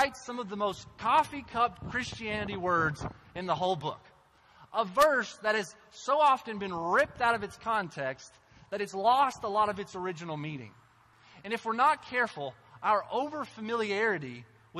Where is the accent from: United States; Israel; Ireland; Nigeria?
United States; Cynthiana, Kentucky; moved away as an adult; also born or lived in North Africa; my hometown, Cynthiana